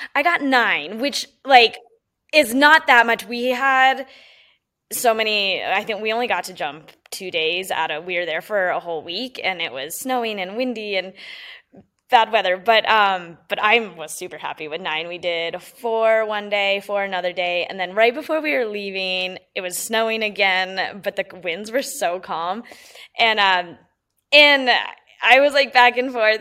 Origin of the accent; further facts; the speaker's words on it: Colorado Springs, Colorado, United States; growing up in Colorado Springs